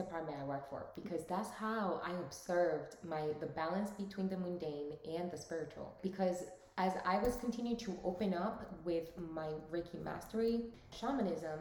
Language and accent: English; United States; also born or lived in Dominican Republic; I was born there and raised in the United States